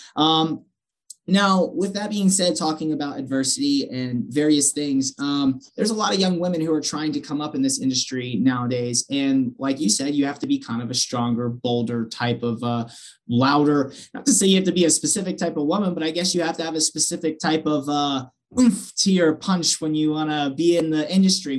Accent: Pennsylvania, United States; I'm originally from Pennsylvania

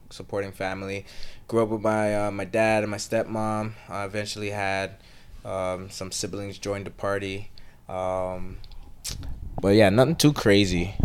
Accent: Canada; born or raised there; also born or lived in Trinidad and Tobago

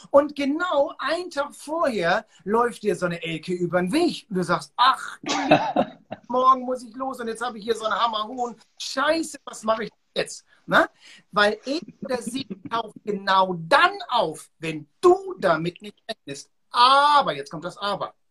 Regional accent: Hamburg, Germany; Ich bin in Hamburg auf der Reeperbahn groß geworden.

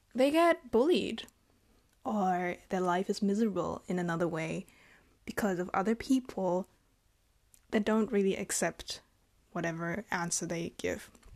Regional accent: Germany; And I'm from Germany. I was born and raised here.

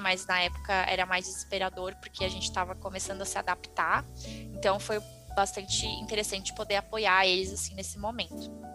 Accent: Florianópolis, Santa Catarina, Brazil; sou de Floripa, né, então fiz aqui em Florianópolis

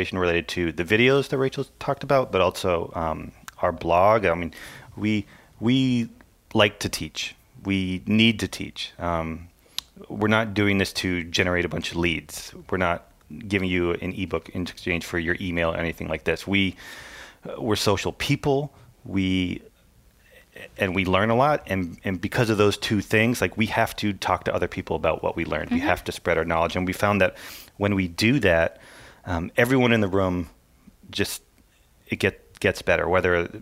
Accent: Lafayette, Louisiana, United States; Yeah, Lafayette, Louisiana

